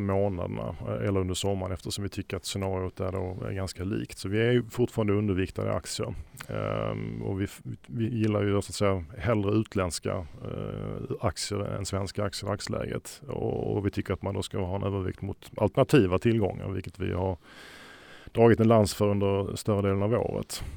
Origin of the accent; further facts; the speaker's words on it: Sweden; som svensk